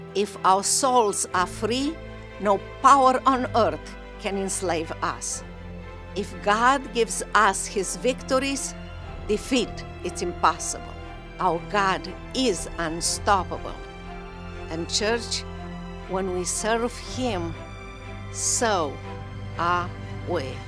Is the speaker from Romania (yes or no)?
yes; Romania; moved away as an adult; now in United States; for so many years I watched you from overseas, from in Romania